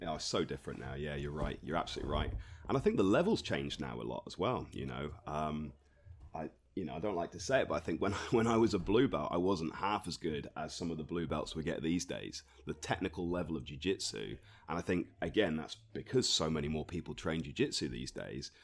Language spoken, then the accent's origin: English; Torquay, South West England, United Kingdom; also born or lived in Reading; I was born in Torbay, um, so I've, I've lived here most of my life. I spent a couple of years away in Reading